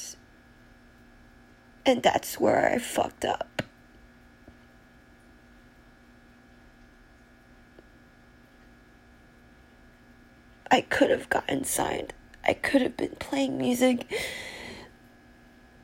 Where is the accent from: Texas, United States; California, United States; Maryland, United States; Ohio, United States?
California, United States; now in New York, United States; I'm from California originally